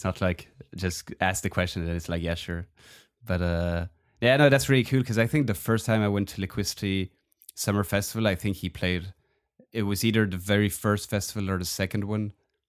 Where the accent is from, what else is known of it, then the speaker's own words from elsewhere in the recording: Belgium; I'm half Belgian. I grew up in Belgium